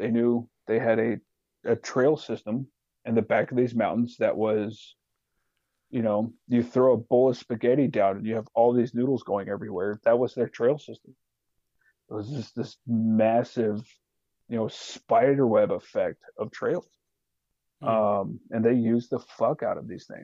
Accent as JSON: {"language": "English", "region": "Alaska", "country": "United States", "said": "I'm from Alaska"}